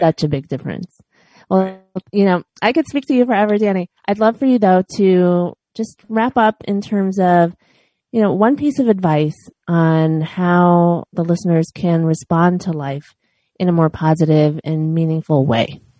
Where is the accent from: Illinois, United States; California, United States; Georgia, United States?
Illinois, United States; Chicago; now in Los Angeles, United States; I was born and raised in Chicago, and now I'm